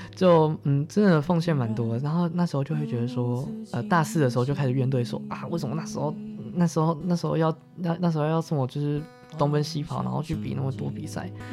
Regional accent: Zhunan, Miaoli County, Taiwan; moved away as an adult; now in Taipei, Taiwan; 我的家乡竹南

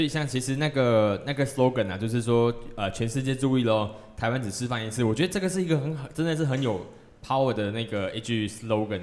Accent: Malaysia; 我身为一个马来西亚人

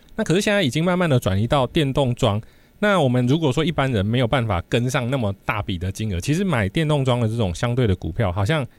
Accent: southern Taiwan, Taiwan; moved away; 我过年回去南部的时候

